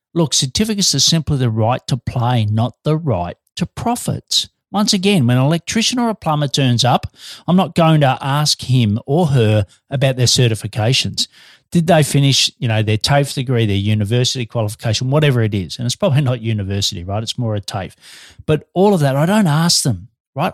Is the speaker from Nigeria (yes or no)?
no; Australia; now in Melbourne, Australia